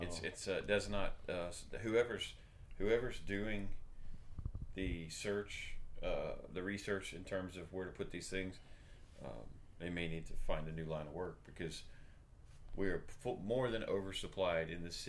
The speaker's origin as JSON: {"language": "English", "region": "Oklahoma", "country": "United States", "said": "I'm from Oklahoma, Mondo."}